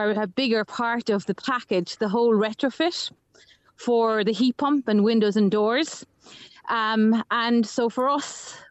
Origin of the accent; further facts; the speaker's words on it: Ireland; growing up in Ireland